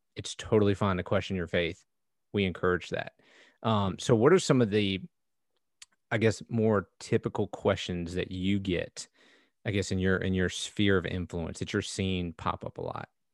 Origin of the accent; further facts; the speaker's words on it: United States; I grew up in America